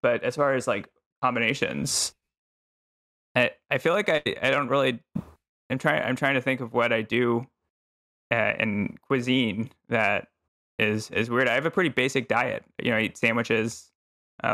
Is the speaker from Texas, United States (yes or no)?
yes; Texas, United States; moved away as an adult; No, I'm from Texas originally.